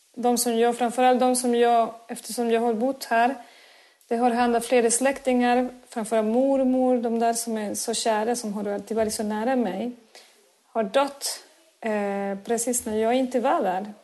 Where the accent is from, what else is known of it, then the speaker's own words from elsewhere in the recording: Córdoba, Argentina; Swedish is a second language; moved away as an adult; now in Sweden; född och uppväxt i Argentinas södra, i Córdoba, min mm. stad där jag kommer ifrån